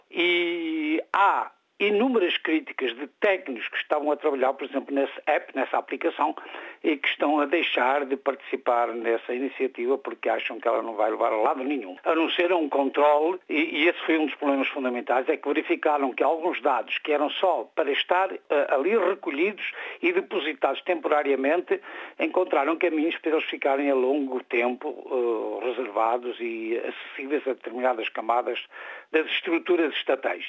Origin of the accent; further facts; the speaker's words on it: Portugal; moved away; also born or lived in Germany / Brasília, Brazil; eu sou português e sou alemão